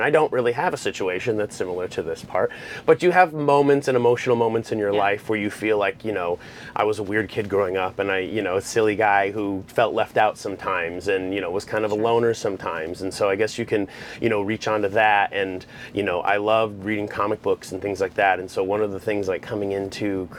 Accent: Arizona, United States; moved away; I'm from Arizona

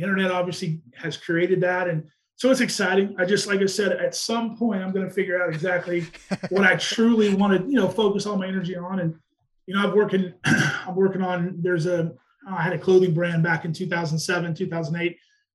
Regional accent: Wichita, Kansas, United States; moved away; also born or lived in Ohio; I grew up in Wichita, Kansas

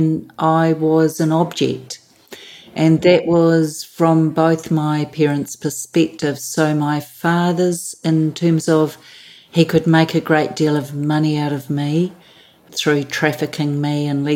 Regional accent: Auckland, New Zealand; born and bred Kiwi in New Zealand, so Auckland, New Zealand.

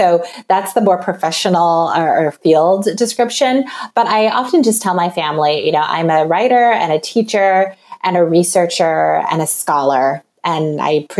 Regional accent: California, United States; moved away as an adult; also born or lived in upstate New York; now in Wisconsin, United States; I'm originally from California

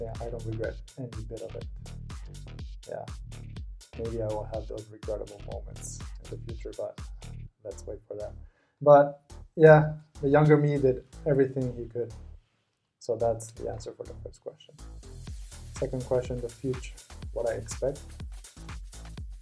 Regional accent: Tokyo, Japan; also born or lived in United States / Spain; I grew up in Tokyo, born and raised

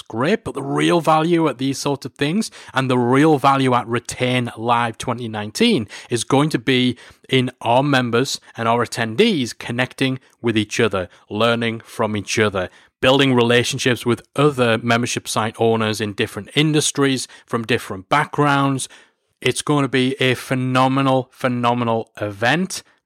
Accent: Newcastle upon Tyne, North East England, United Kingdom; my hometown, Newcastle-upon-Tyne

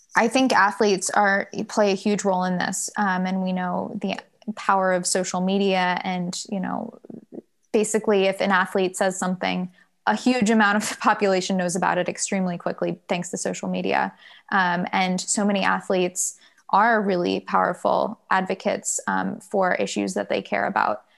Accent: Durham, North Carolina, United States; also born or lived in Virginia; I grew up in Durham, North Carolina

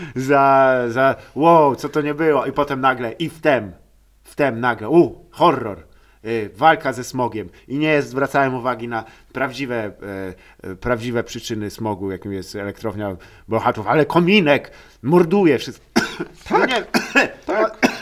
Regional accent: Lower Silesian Voivodeship, Poland; Dolnośląskie, skąd pochodzę

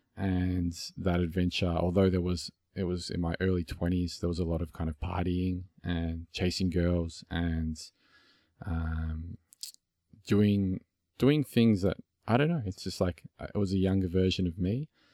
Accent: Melbourne, Victoria, Australia; accent: Aussie; It's, it's an Aussie accent and I'm from Melbourne, Australia

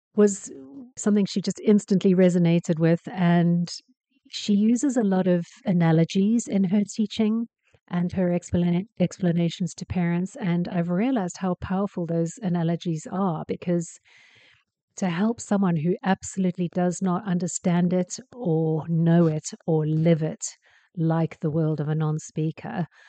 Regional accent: South Africa

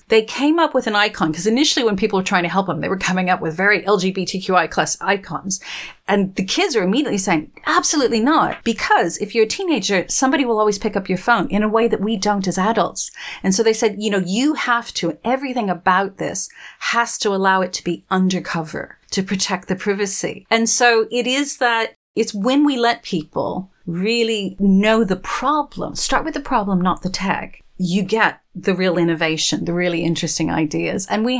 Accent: Texas, United States; also born or lived in Arizona / New Mexico; where I grew up out in Texas and Arizona and New Mexico, we didn't learn how to curtsy.

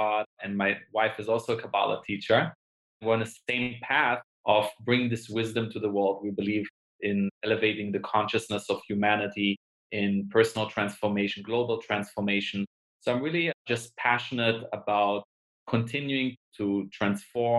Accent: Germany; moved away as an adult; also born or lived in Israel / London, United Kingdom; now in Los Angeles, United States; I was born in Israel, grew up in Germany

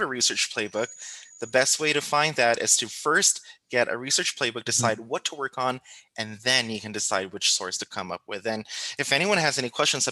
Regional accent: Philippines; coming from the Philippines, which is, you know, I come from the Philippines

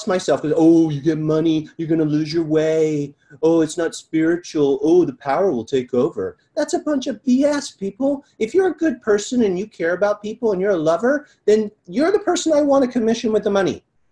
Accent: Malibu, California, United States; growing up in Malibu

